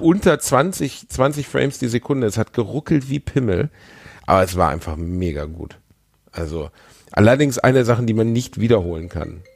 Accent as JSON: {"language": "German", "town": "Gelsenkirchen", "region": "North Rhine-Westphalia", "country": "Germany", "tie": "born or raised there", "said": "ich bin in Schalke geboren"}